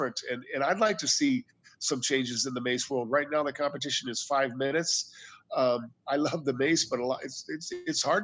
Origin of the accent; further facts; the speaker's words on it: United States; I'm an American